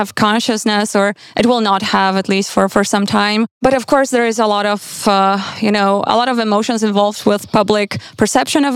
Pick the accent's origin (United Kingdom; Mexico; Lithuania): Lithuania; Vilnius, Vilnius County; moved away; also born or lived in Warsaw / Berlin / Vienna; I grew up in Vilnius, but then I moved to Warsaw, and then I lived in Berlin and Vienna.